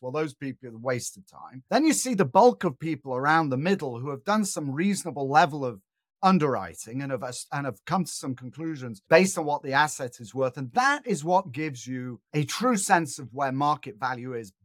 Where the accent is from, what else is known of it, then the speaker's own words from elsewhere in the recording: Manchester, North West England, United Kingdom; moved away; I'm originally from Northern England, an industrial town called Manchester.